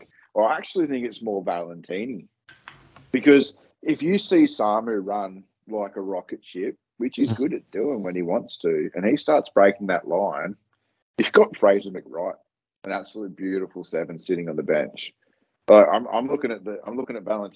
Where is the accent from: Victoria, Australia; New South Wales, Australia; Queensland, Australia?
Queensland, Australia; I'm a Queenslander.